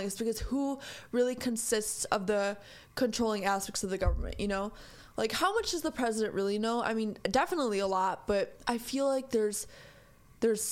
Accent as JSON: {"language": "English", "country": "United States", "tie": "born or raised there", "said": "I am an American in America. And I am very lucky to be here. I am very lucky to be born here."}